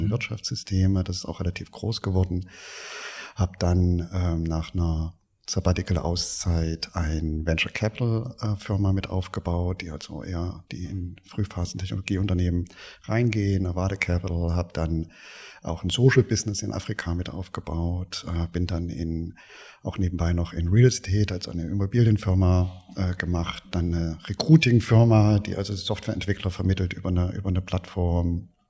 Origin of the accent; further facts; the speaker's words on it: Erfurt, Thuringia, Germany; born there; Ich bin in, in Erfurt geboren